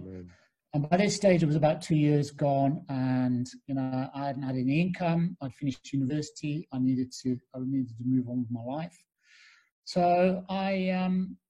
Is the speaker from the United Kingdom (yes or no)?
yes; Newcastle upon Tyne, North East England, United Kingdom; The young lad growing up in the northeast of England. I grew up in Newcastle.